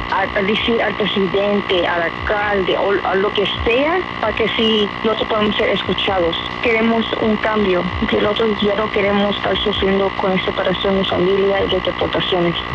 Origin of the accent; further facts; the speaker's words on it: United States; yo nací aquí en Estados Unidos, soy ciudadana.